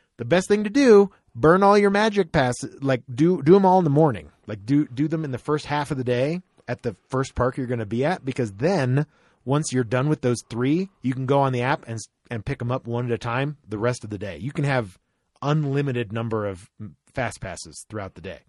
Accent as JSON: {"language": "English", "region": "Florida", "country": "United States", "tie": "born or raised there", "said": "growing up in Florida"}